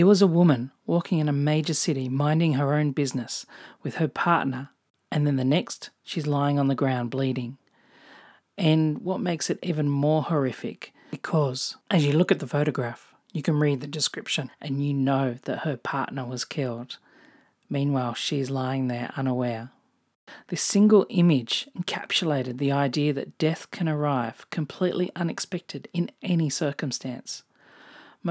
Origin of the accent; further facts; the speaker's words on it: Australia; accent: Australian; also born or lived in Japan / England / New Zealand; If you can't tell from my accent, I'm Australian